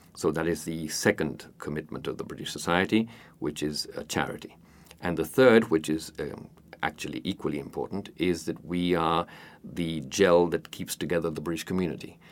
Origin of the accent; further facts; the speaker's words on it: Montevideo, Uruguay; I was born in Montevideo and have lived here most of my life, except for about ten years when I lived abroad.